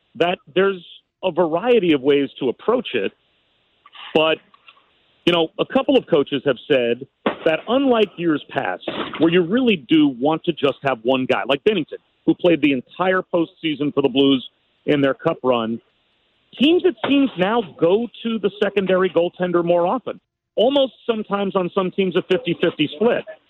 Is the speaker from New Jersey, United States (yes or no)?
yes; New Jersey, United States; I grew up in New Jersey as a Rangers fan.